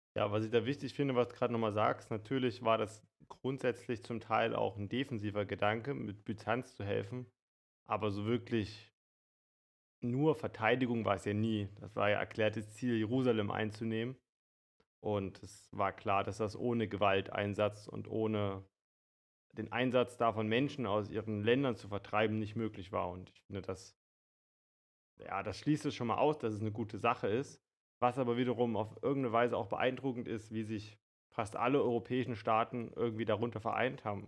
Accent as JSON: {"language": "German", "country": "Germany", "said": "uns als Deutsche"}